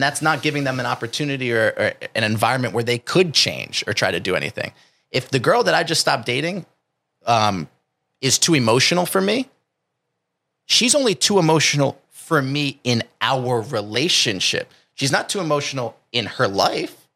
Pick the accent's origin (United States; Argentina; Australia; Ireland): United States; New Jersey; now in California, United States; I come from New Jersey, which might be different than where I live now in California.